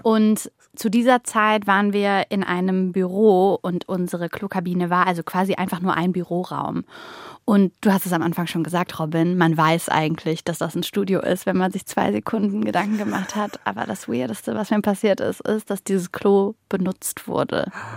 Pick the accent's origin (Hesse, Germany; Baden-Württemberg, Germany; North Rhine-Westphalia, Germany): North Rhine-Westphalia, Germany; Mönchengladbach; ich habe mich eher wie der kleine Fisch in Mönchengladbach gefühlt